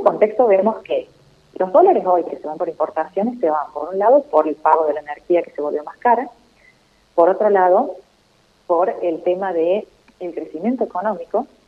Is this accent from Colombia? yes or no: no; Argentina